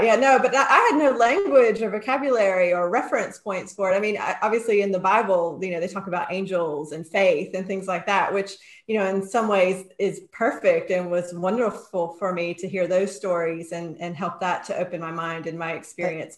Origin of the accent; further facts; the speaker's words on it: North Carolina, United States; now in Edinburgh, United Kingdom; I grew up in North Carolina on the East Coast in the States